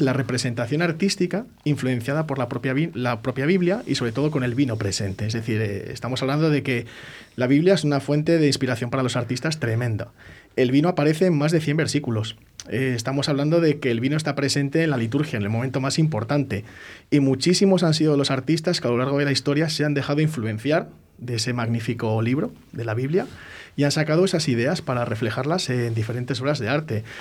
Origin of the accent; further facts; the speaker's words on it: Medina del Campo, Castile and León, Spain; Medina del Campo, de donde yo soy